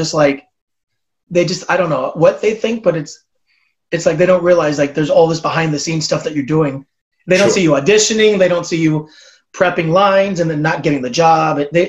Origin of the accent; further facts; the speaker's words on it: Southern California, United States; I'm from Southern California where it's warm and we have palm trees.